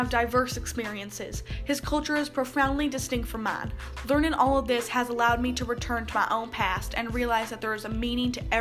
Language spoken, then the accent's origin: English; South Carolina, United States; I'm from South Carolina.